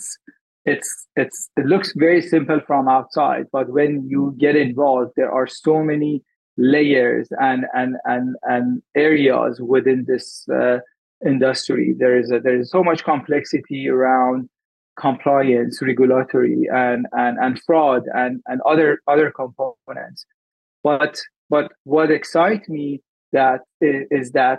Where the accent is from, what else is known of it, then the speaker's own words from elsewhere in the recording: Iran; also born or lived in Dubai, UAE; now in Vancouver, Canada; I'm Iranian and I migrated to Canada in 2006. Prior to moving to Canada, I moved to UAE